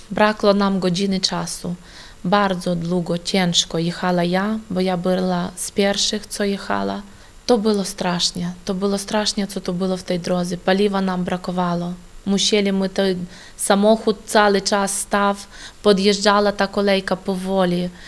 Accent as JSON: {"language": "Polish", "town": "Novovolynsk", "region": "Volyn Oblast", "country": "Ukraine", "lives_now": "Poland", "said": "Przyjechaliśmy z Ukrainy, z Wolyńskiej oblasti, miasto Nowowolynsk."}